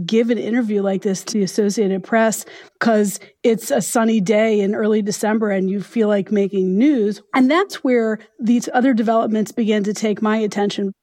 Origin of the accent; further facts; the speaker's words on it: United States; as an American